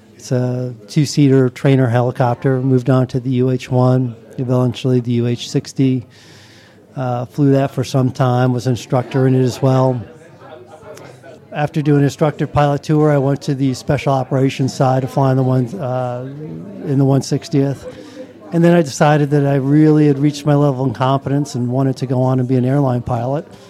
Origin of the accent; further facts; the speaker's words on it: Long Island, New York, United States; I grew up on Long Island, in New York